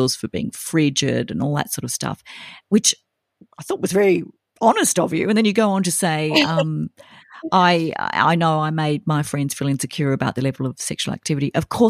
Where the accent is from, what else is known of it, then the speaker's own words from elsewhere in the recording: Sydney, New South Wales, Australia; me and my friends did growing up in Sydney and attending private schools.